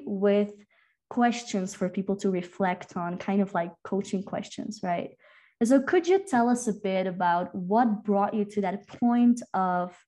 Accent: Flanders, Belgium; first language Dutch; English is a second language; now in Peru; We're actually both from Belgium, and do we ever speak our own language, Flemish, Dutch

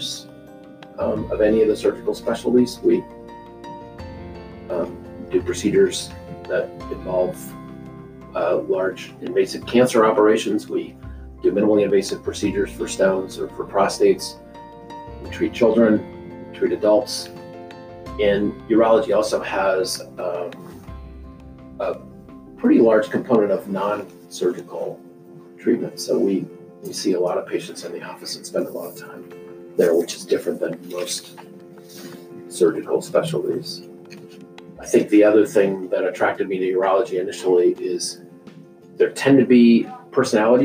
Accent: Madras, Oregon, United States; moved away as an adult; also born or lived in the Midwest; now in Meridian, United States; I grew up in a small town in Central Oregon called Madras

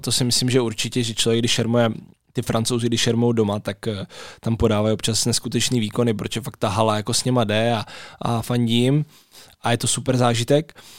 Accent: Brno, South Moravian Region, Czechia; já jsem vlastně z Brna

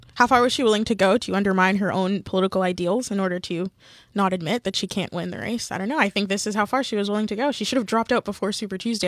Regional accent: Canada; I am also Canadian and I don't have dual citizenship

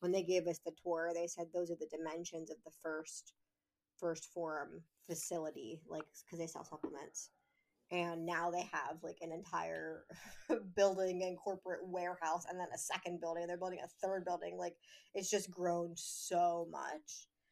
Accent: Pennsylvania, United States; moved away as an adult; I grew up here, so for me, it was moving back to my hometown

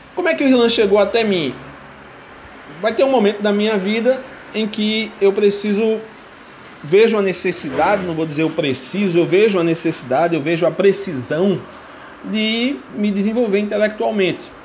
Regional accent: Brazil; sou professor no estado de Pernambuco, sou brasileiro

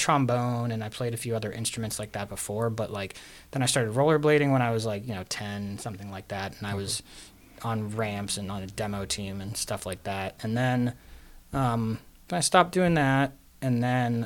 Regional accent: Pittsburgh, Pennsylvania, United States; moved away; also born or lived in Florida; I grew up in Regent Square

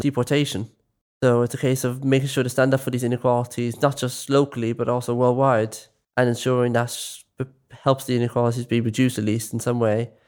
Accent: Dublin, Leinster, Ireland; I'm from West Dublin.

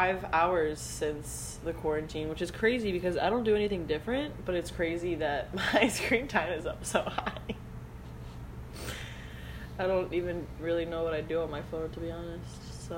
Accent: Florida, United States; I'm from Florida.

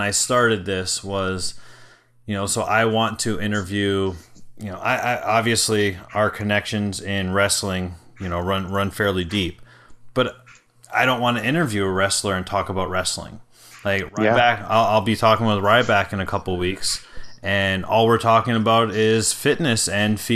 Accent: Detroit, Michigan, United States; I'm from Detroit

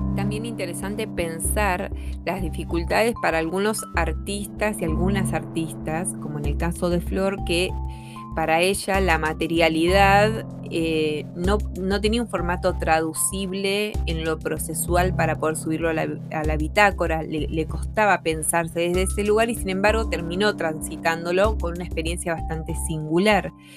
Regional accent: Argentina; moved away as an adult; now in Chile; Yo soy artista y gestora argentina y me encuentro viviendo en Chile desde 2015

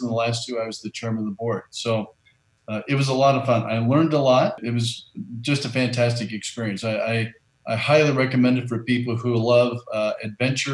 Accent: Southern Indiana, United States; I grew up in Southern Indiana

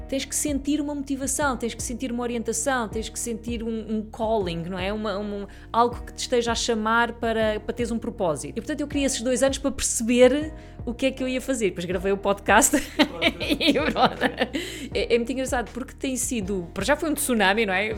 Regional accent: Sintra, Lisbon, Portugal; nasci a minha vida toda, vivi a minha vida toda na Serra das Minas

